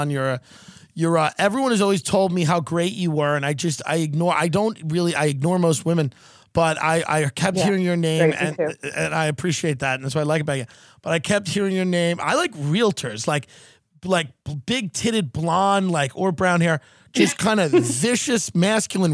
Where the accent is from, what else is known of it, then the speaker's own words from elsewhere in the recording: New York, United States; moved away as an adult; now in Texas, United States; I'm a New Yorker